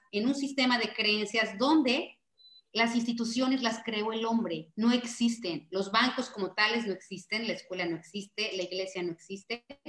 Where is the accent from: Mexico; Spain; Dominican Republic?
Mexico; como mexicanos